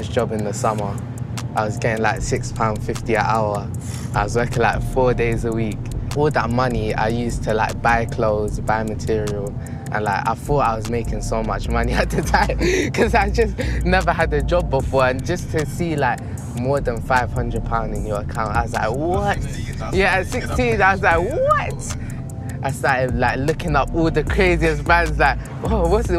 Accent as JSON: {"language": "English", "region": "London", "country": "United Kingdom", "tie": "born or raised there", "also_born_or_lived": "Beckton, Newham, London", "said": "I grew up in Hackney, and then I moved to Newham in Beckton."}